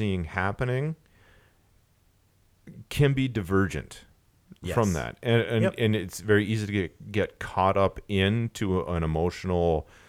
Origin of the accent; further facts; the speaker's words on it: Alaska, United States; because growing up in Alaska, I love Russian language.